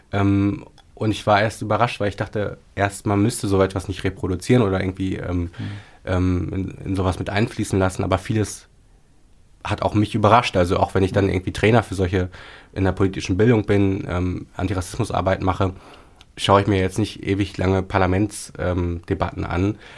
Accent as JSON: {"language": "German", "town": "Paderborn", "region": "North Rhine-Westphalia", "country": "Germany", "tie": "born or raised there", "said": "so acht Jahre lang in Paderborn, in äh, meiner Heimatstadt, eine Lesebühne."}